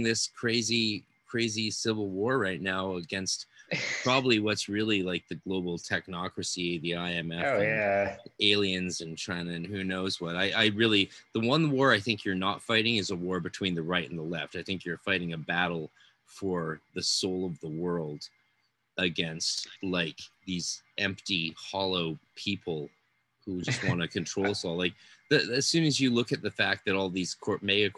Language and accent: English; Canada; my home country of Canada